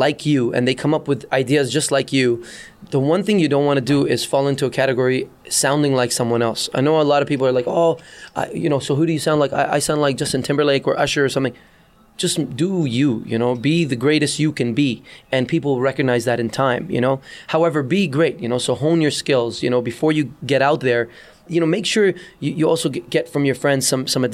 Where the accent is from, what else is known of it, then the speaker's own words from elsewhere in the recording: Dubai, United Arab Emirates; moved away as an adult; also born or lived in Beirut, Lebanon; now in Canada; I was born in Beirut, Lebanon, moved to Dubai, grew up in Dubai, became a DJ in Dubai, and then came to Canada in 1995